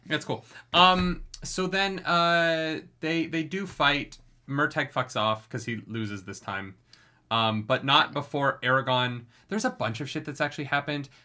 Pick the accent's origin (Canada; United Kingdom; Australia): Canada; I'm so Canadian